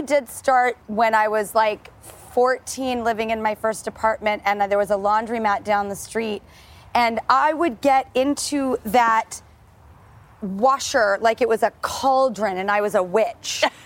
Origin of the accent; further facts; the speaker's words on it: Los Angeles, California, United States; We are here in my hometown of Hollywood